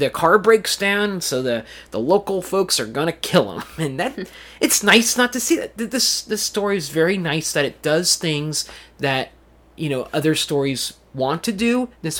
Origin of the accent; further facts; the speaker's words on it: Clamo, Washington, United States; growing up in Clamo, Washington, I didn't want to say it, but it sort of reminds me of the setting of this, you know, being deep in the forest